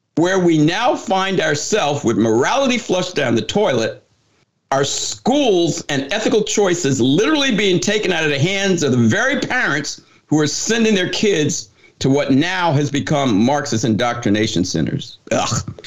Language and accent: English; New Jersey, United States; moved away; I took a job back in uh, in New Jersey. I'm from New Jersey